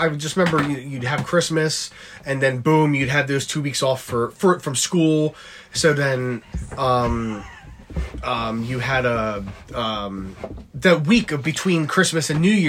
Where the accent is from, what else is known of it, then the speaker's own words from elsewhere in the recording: Philadelphia area, Pennsylvania, United States; I'm from the Philadelphia area.